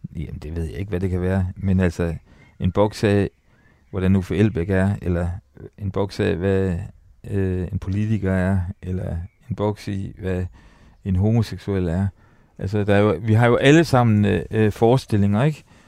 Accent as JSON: {"language": "Danish", "town": "Ry", "region": "Central Denmark Region", "country": "Denmark", "tie": "born or raised there", "said": "jeg var opvokset øh, på højskole. Altså, jeg er født på Rui Højskole"}